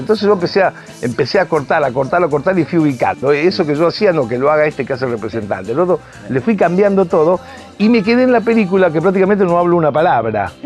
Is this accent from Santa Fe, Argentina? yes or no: yes; Rosario, Santa Fe, Argentina; now in Buenos Aires, Argentina; yo que soy rosarino